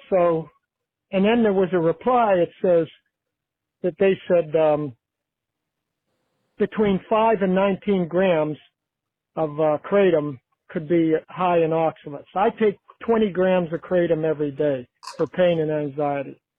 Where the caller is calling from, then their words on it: Carnegie, Pennsylvania, United States; I'm calling from Carnegie, Pennsylvania.